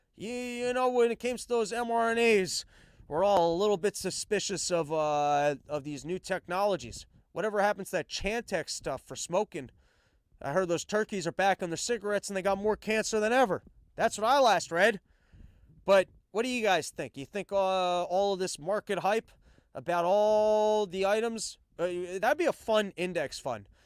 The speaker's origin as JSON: {"language": "English", "country": "United States", "said": "as an American, I'm American first"}